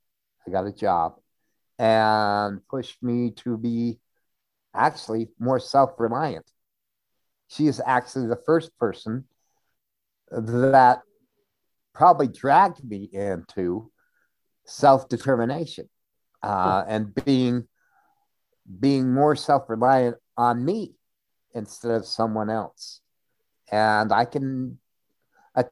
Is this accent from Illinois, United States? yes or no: no; Pocatello, Idaho, United States; moved away as an adult; also born or lived in Washington; In Pocatello, Idaho.